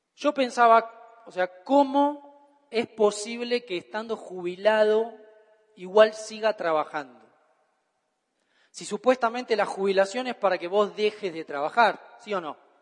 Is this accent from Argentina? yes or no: yes; Argentina